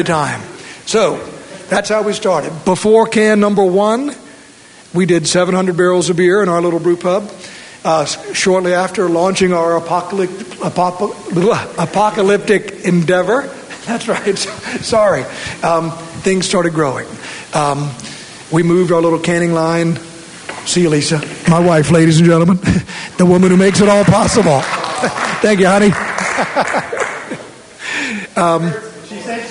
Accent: Norfolk, Virginia, United States; moved away as an adult; now in Colorado, United States; I grew up in Norfolk, Virginia

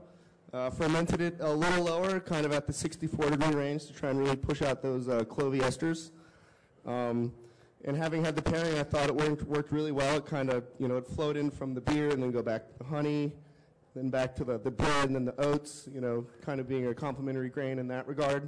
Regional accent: New York, United States; now in Washington, D.C., United States; I'm from New York

